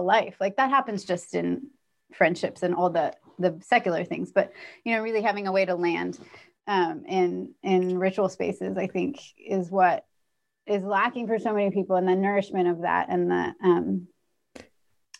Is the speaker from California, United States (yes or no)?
yes; California, United States; moved away as an adult; also born or lived in New York; I grew up in California, very middle class, not at all upper middle class, and certainly not, but went to New York for college